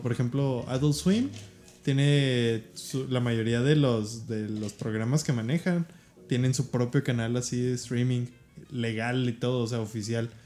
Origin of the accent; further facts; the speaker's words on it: Mexico; como mexicanos